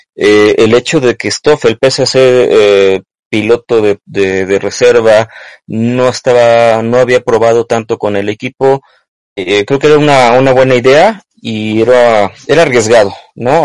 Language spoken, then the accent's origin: Spanish; Mexico; como mexicanos, como latinos